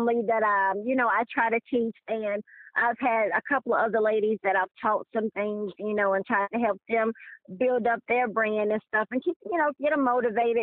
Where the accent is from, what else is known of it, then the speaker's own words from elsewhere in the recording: Greensboro, North Carolina, United States; Born and raised in Greensboro, North Carolina